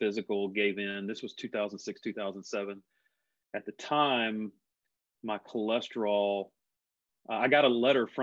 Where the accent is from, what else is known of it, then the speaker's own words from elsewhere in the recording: Mississippi, United States; now in North Carolina, United States; I grew up in Mississippi and came from a family of very blue collar